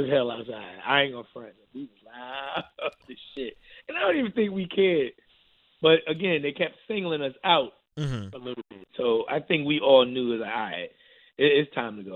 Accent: New York, United States

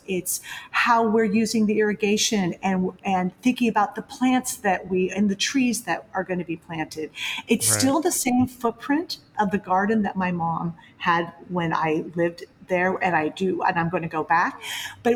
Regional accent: San Francisco, California, United States; also born or lived in New York; I grew up in San Francisco

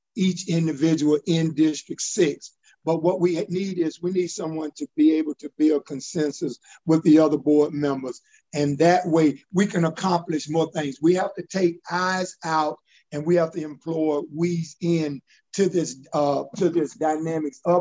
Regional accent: Augusta, Georgia, United States; I grew up in Southside Terrace, graduated from college

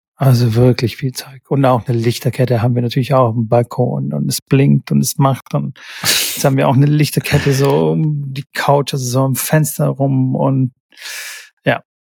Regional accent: Stuttgart, Baden-Württemberg, Germany; hier in Stuttgart

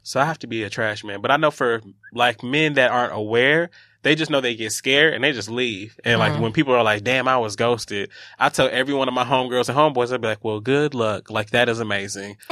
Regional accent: Atlanta, Georgia, United States; moved away as an adult; now in New York, United States; I'm actually from Atlanta, ATL. Um, I'm a Grady baby.

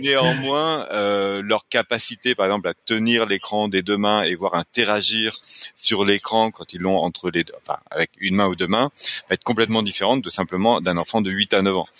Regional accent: France; accent: French; now in Quebec, Canada; je suis québécois, mais avec un accent français

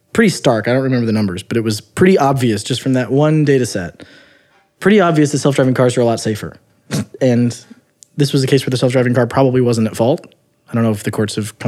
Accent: United States; I grew up near Missouri

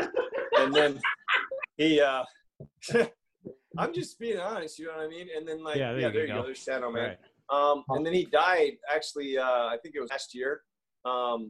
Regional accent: Florida, United States; I'm from Florida. I'm from Florida

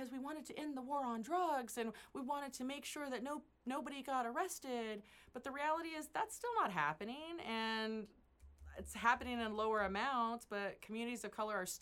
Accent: Central Valley, California, United States; first language English; I grew up in the Central Valley

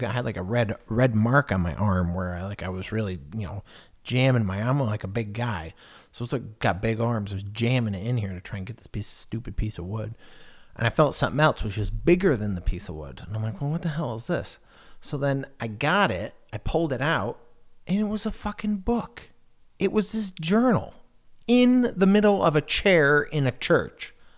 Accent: United States; moved away as an adult; now in England; I'm American

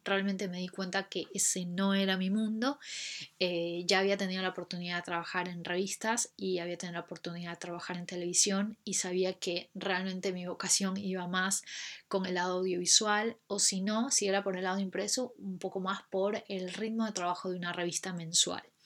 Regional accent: Ecuador; moved away as an adult; also born or lived in Buenos Aires, Argentina; now in London, United Kingdom; Soy ecuatoriana

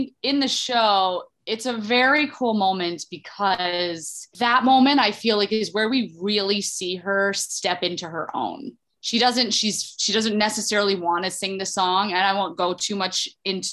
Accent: Toledo, Ohio, United States; I'm from Toledo, Ohio originally, and I started going to these Saturday morning classes at the Toledo Rep Theater

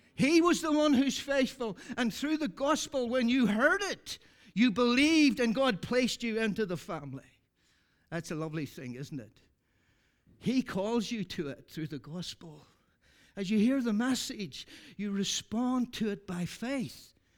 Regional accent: Ireland; I'm from Ireland

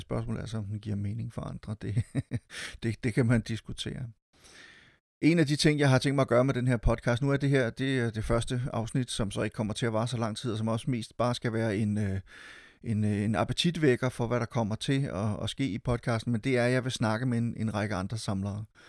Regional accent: Silkeborg, Central Denmark Region, Denmark; Jeg var med til at drive en lille biograf i min hjemby Silkeborg

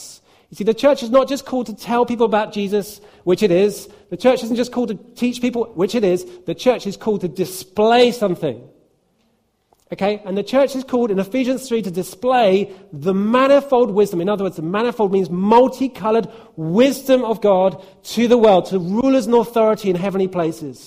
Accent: United Kingdom; It doesn't mean that I'm not British

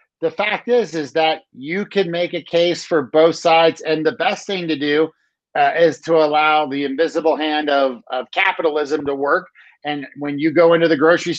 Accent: Maryland, United States; now in Colorado, United States; I grew up in Maryland, which is on the east coast of the US by Washington

